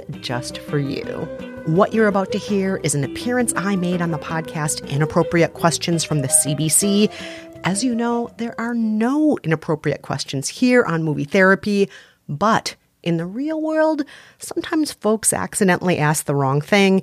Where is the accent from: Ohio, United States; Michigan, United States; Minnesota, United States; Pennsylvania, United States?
Minnesota, United States; moved away as an adult; also born or lived in Korea; now in New York, United States; after most of my life in Minnesota, I moved to New York after college